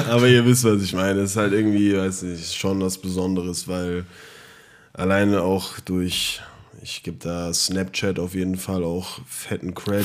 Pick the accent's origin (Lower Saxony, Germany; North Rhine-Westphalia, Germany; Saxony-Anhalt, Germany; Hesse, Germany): Hesse, Germany; Frankfurt am Main; wir kommen aus Frankfurt